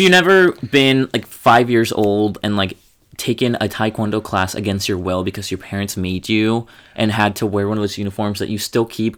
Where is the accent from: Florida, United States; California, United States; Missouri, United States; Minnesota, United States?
Minnesota, United States; as a Minnesotan queen, I love everything that has to do with the North